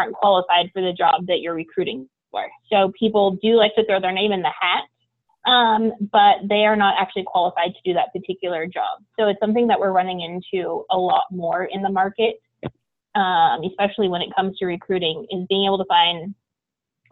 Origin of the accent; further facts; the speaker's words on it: Portland, Oregon, United States; I grew up in Portland, Oregon